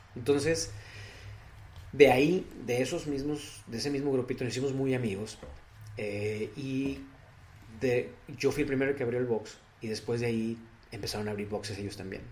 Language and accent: Spanish; Piedras Negras, Coahuila, Mexico; moved away as an adult; now in Monterrey, Mexico; De Piedras Negras, Coahuila